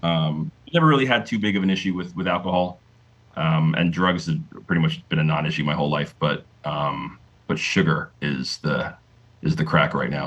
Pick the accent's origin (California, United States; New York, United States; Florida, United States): Florida, United States; Delray Beach; moved away as an adult; now in Kennesaw, Georgia, United States; growing up in South Florida